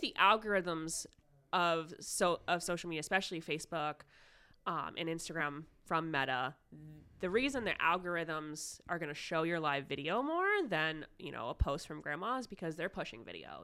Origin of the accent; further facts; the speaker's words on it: Ohio, United States; Yes, I am Ohio born and raised. I have lived here my entire life.